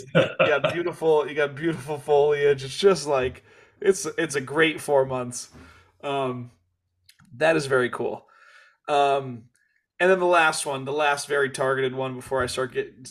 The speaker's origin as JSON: {"language": "English", "region": "Kansas", "country": "United States", "tie": "born or raised there", "lives_now": "South Korea", "said": "I, I, I grew up in Kansas and then moved"}